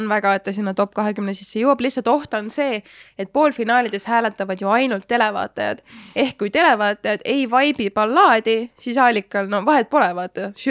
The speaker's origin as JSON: {"language": "Estonian", "country": "Estonia", "said": "ma olen ka eestlane"}